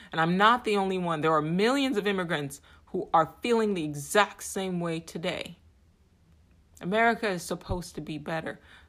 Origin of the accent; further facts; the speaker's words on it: Nigeria; now in United States; I'm an immigrant. I'm a Nigerian-American. My family gave up everything to seek solace here in this country.